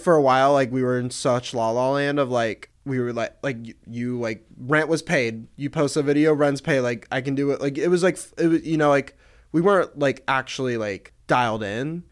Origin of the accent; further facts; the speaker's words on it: Atlanta, Georgia, United States; moved away as an adult; now in Los Angeles, United States; I'm from Atlanta. I grew up there, um, for eighteen years, and then I moved out here.